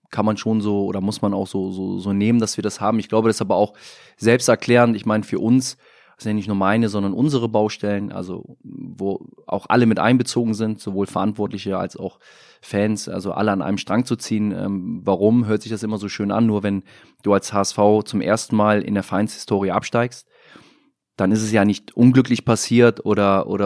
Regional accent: Rhineland, Germany; ich bin als Rheinländer immer ein proaktiver gewesen in der Kabine

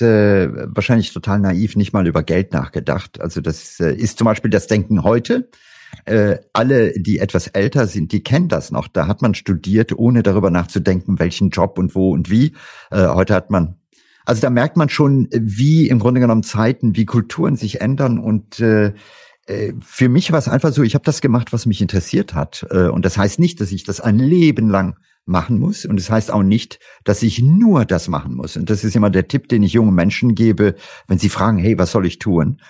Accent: India; moved away; ich habe meine Kindheit in Indien verlebt

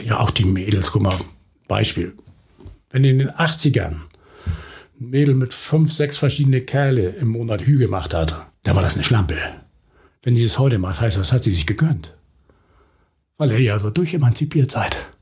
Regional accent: Hamburg, Germany; bin auf St. Pauli geboren, bin mit vier Geschwistern groß geworden, also wir waren zu fünft

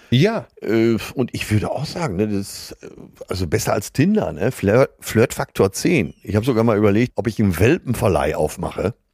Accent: Rhineland, Germany; Dazu kommt, dass ich als gebürtiger Rheinländer einen gesunden Humor habe, der bei Frauen ankommt.

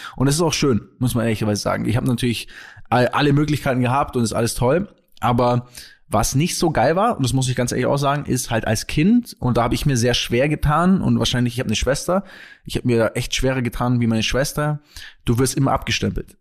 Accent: Kempten, Bavaria, Germany; moved away as an adult; now in Munich, Germany; in Kempten, wo ich aufgewachsen bin

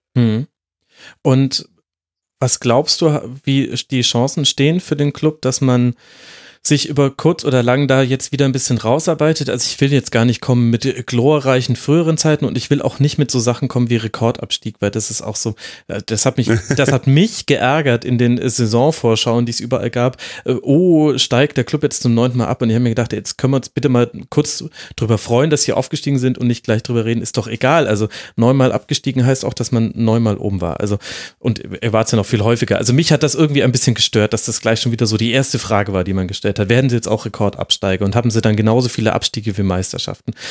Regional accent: Franconia, Bavaria, Germany; now in Munich, Germany; ich als gebürtiger Franke

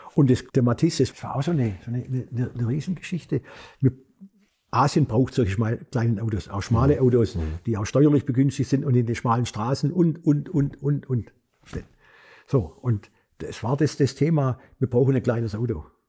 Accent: Swabia, Germany; moved away; also born or lived in Korea; als Schwabe

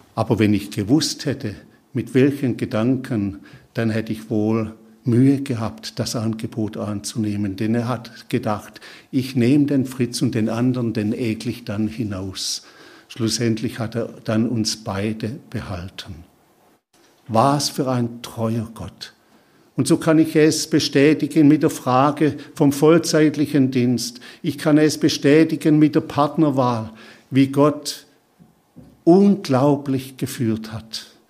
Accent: Schorndorf area, Baden-Württemberg, Germany; also born or lived in Kaisersbach / Papua New Guinea; ich bin in Schondorf zur Schule gegangen

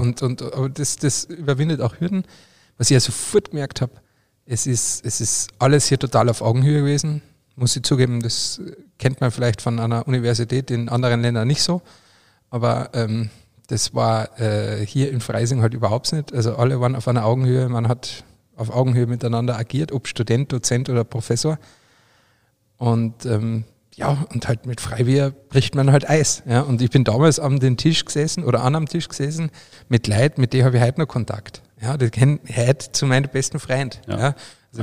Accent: Austria; bei mir daheim oder bei uns in Österreich

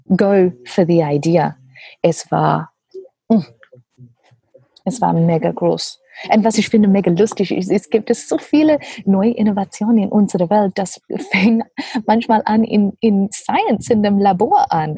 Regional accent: Australia; German is a second language; also born or lived in Papua New Guinea; now in Germany; ich komme aus Australien und meine Familie sind Gummibauern von Papua Neuguinea

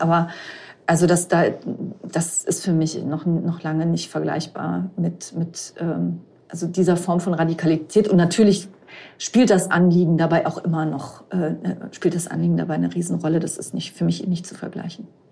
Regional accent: Rhineland-Palatinate, Germany; ich komme aus Rheinland-Pfalz

